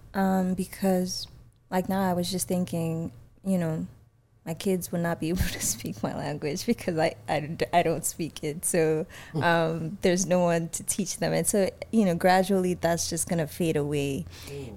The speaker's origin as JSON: {"language": "English", "country": "Nigeria", "also_born_or_lived": "Atlanta", "moved": "yes", "lives_now": "Texas, United States", "said": "I'm from Nigeria or I'm Nigerian"}